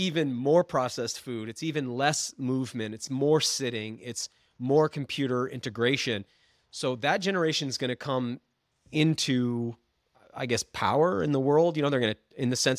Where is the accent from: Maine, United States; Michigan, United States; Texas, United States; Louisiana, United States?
Maine, United States; I'm from Maine